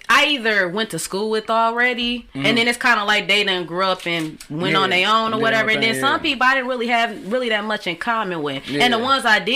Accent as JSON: {"language": "English", "town": "Southfield", "region": "Michigan", "country": "United States", "tie": "born or raised there", "said": "I was born in Michigan, of course, but my family, they moved around"}